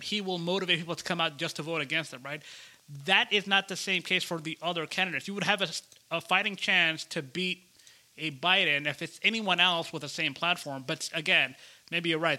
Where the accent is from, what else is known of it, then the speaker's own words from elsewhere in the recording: Georgia, United States; my home state here of Georgia